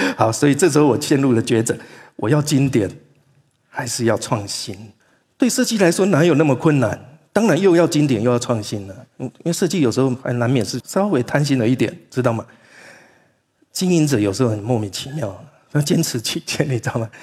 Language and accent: Chinese; Taiwan; 我从台湾来的